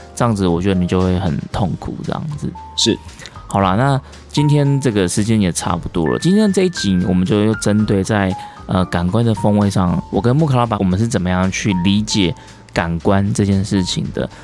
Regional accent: southern Taiwan, Taiwan; now in Taipei, Taiwan; 因为我是南部人来台北嘛

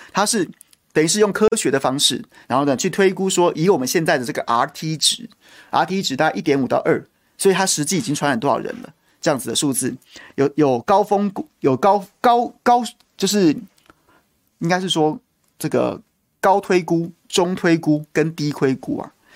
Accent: Taiwan; 我在这个国家出生、求学、长大、工作、纳税、服兵役

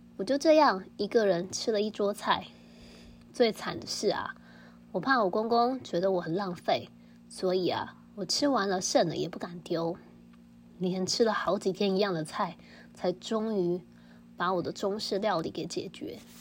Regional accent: Taiwan; 我是台湾人

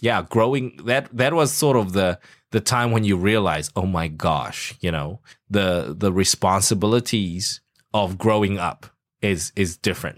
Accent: South Africa; moved away; I grew up in South Africa

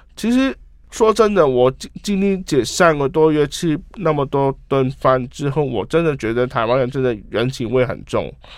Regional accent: Hong Kong; Chinese is a second language; 我是香港人

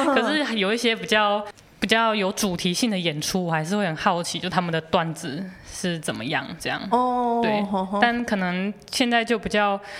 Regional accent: Taichung, Taiwan; moved away as an adult; now in Taipei, Taiwan; 因为我那时候我台中人，我第一次上来台北念书

